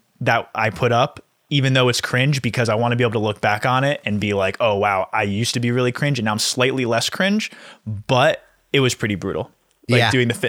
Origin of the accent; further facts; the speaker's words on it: New Jersey, United States; I'm a Guido from Jersey.